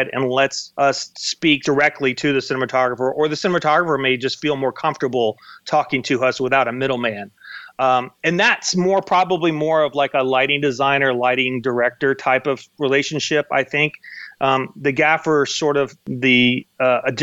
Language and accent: English; Dallas, Texas, United States; moved away as an adult; now in Los Angeles, United States; I'm from Dallas originally.